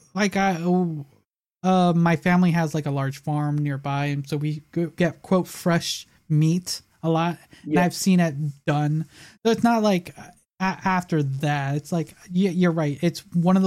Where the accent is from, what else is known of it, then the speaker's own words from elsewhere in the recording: Chicago, Illinois, United States; we lived in the south side of Chicago